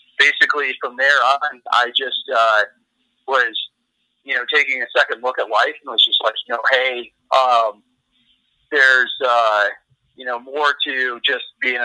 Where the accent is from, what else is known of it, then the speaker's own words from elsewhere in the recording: Traverse City, Michigan, United States; now in Wyoming, United States; when I grew up in northern Michigan, I'm originally from Traverse City, Michigan.